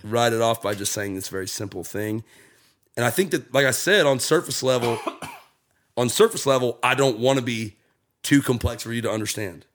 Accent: Jacksonville, Florida, United States; moved away as an adult; now in Nashville, United States; I'm from there

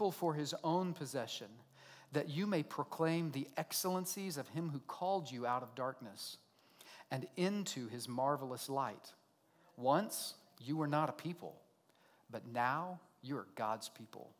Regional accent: Oklahoma, United States; accent: redneck; I'm an American, I'm a redneck, I grew up right here in Oklahoma, right? I speak redneck really well.

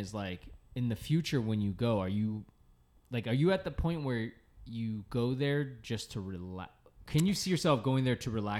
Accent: Boston, Massachusetts, United States; moved away; I will go to Boston to relax because yeah. That's my hometown

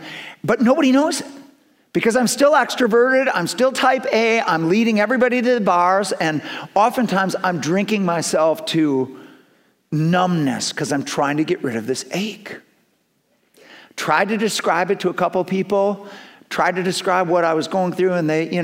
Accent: Milton, Wisconsin, United States; also born or lived in Madison, Wisconsin; I'm from Milton, Wisconsin

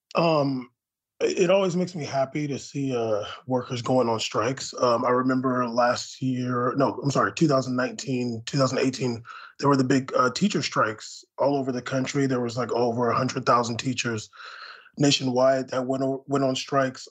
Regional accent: San Diego, California, United States; I grew up in San Diego

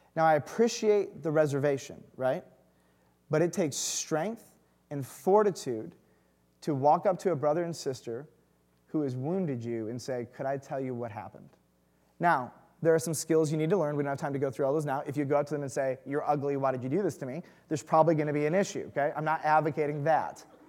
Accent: Detroit, Michigan, United States; moved away; I grew up in the burbs

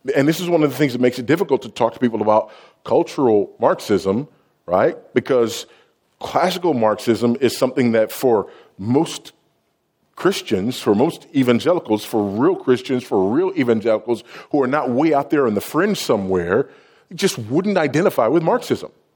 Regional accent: Los Angeles, California, United States; I was raised in South Central Los Angeles, now just South

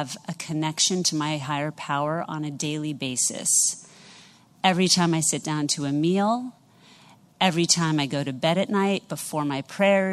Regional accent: New York City, New York, United States; I am from New York City

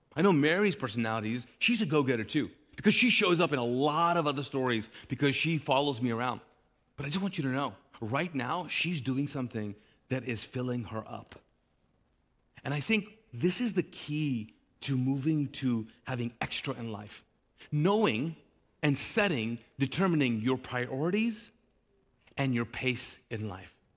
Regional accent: Kuwait; now in Charlotte, United States; I grew up in the Middle East, in Kuwait in particular

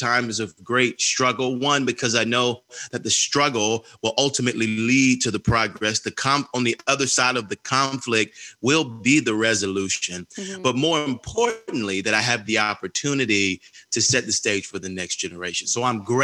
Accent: Atlanta, Georgia, United States; I grew up on Auburn Avenue, right across the street from the Martin Luther King Jr. Center here in Atlanta, Georgia.

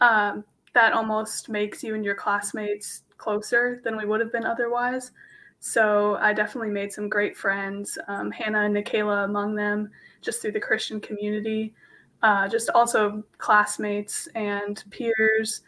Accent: Phoenix, Arizona, United States; I'm from Phoenix, Arizona

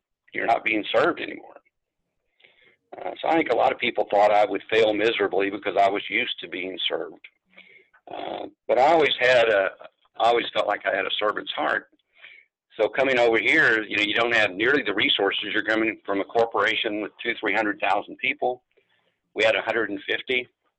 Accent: San Antonio, Texas, United States; born there; And so I was born in San Antonio. It was a chance to stay here.

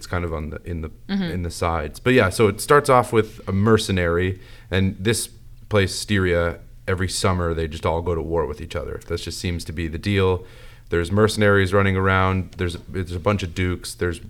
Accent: United States; I'm an American.

